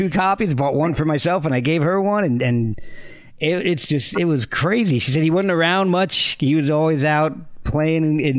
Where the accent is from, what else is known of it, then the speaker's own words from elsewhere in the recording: East Coast, United States; also born or lived in Texas / New Jersey / Alabama; now in Virginia, United States; And I grew up and down the East Coast. I was born in Texas, lived in New Jersey, Virginia. And I'm in Virginia again right now, but moved to Alabama for a decade or so.